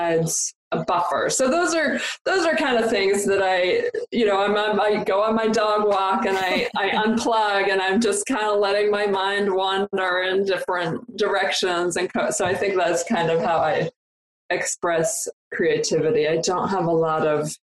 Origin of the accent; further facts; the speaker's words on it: Canada; moved away; I'm from Canada originally